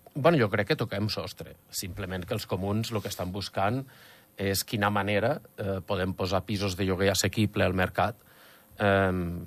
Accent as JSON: {"language": "Catalan", "region": "Escaldes-Engordany", "country": "Andorra", "tie": "born or raised there", "said": "som andorrans, i portem tota la vida aquí"}